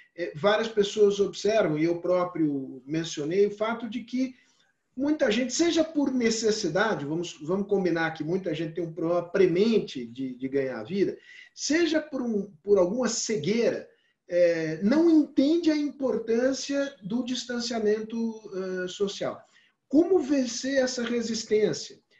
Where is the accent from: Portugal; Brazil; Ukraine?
Brazil; eu, como brasileiro